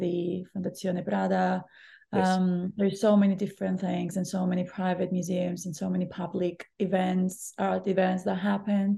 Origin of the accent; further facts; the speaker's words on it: Cyprus; now in London, United Kingdom; I grew up next to the beach, not really next to the beach, but like in an island.